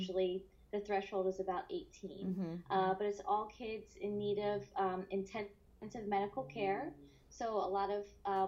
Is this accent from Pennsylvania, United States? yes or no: yes; Bucks County, Pennsylvania, United States; moved away as an adult; also born or lived in New York; now in San Diego, United States; I'm originally from Pennsylvania. So outside of Philadelphia, it's called Bucks County. I grew up there